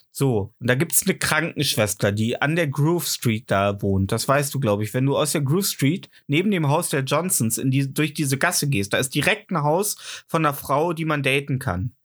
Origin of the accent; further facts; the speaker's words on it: the East, East Germany, Germany; ich komme halt auch aus dem Osten